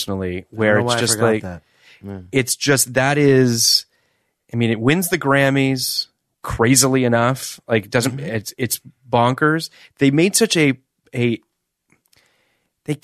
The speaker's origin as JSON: {"language": "English", "town": "Toronto", "region": "Ontario", "country": "Canada", "said": "I'm from Toronto"}